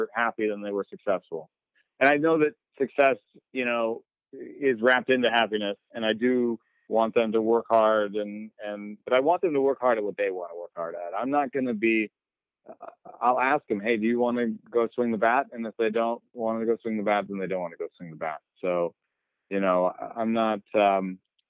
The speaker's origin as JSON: {"language": "English", "country": "Jamaica", "tie": "born or raised there", "said": "I was born in Jamaica."}